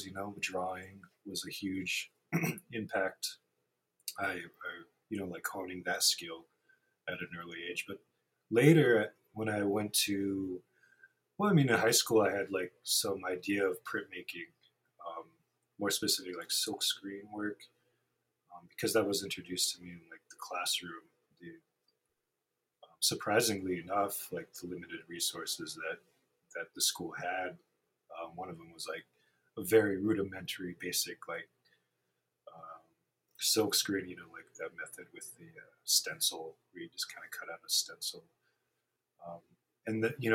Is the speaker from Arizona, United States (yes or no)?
no; Rapid City, South Dakota, United States; also born or lived in Red Shirt Table Community, Pine Ridge Reservation; I grew up in Rapid, went through the public school systems here